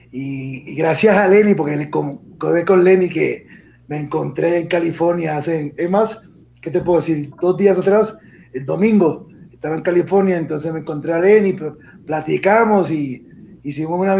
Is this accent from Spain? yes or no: no; Puerto Rico; si sabemos que todos somos de Puerto Rico, hasta el, hasta el gobernador se copió de mí